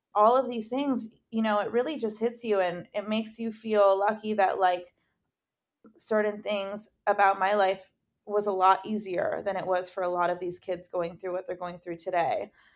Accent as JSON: {"language": "English", "town": "Dundas", "region": "Ontario", "country": "Canada", "moved": "as an adult", "lives_now": "Los Angeles, United States", "said": "I'm from Dundas, which is a super small town"}